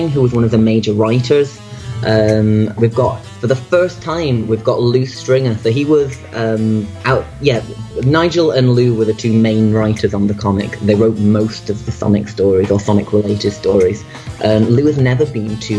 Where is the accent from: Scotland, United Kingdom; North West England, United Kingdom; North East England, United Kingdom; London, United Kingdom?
North West England, United Kingdom; Manchester; my hometown of Manchester in the UK